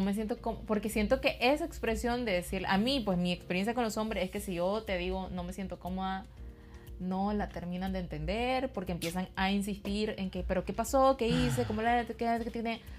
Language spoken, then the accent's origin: Spanish; Nicaragua; como centroamericanas, como nicaragüenses